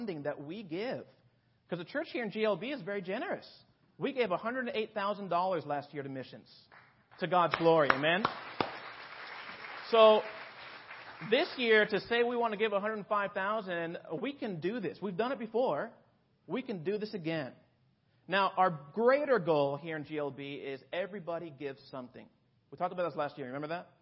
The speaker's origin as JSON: {"language": "English", "country": "United States", "said": "me as an American disciple"}